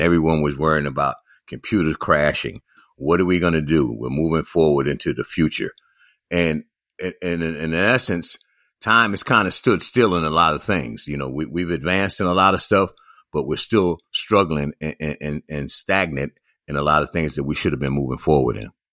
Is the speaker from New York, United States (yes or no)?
yes; New York City, New York, United States; growing up in New York City myself